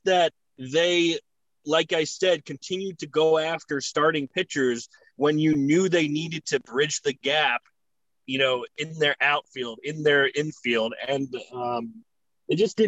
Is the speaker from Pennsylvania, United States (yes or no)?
no; New York, United States; as a New Yorker